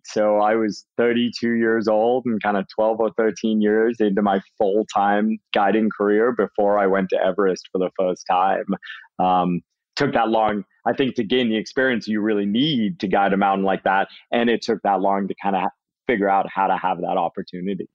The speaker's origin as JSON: {"language": "English", "town": "Worcester", "region": "Massachusetts", "country": "United States", "tie": "born or raised there", "also_born_or_lived": "England", "accent": "mostly Massachusetts with a tiny bit of Brit", "said": "when I was six years old, my family moved to central Massachusetts, Worcester, Massachusetts. So my accent, I guess what I have left is like mostly Massachusetts with a tiny bit of Brit mixed"}